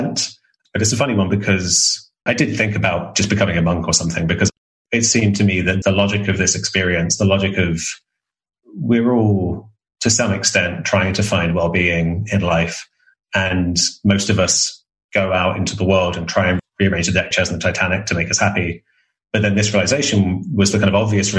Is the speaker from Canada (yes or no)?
no; England, United Kingdom; I'm English reserved man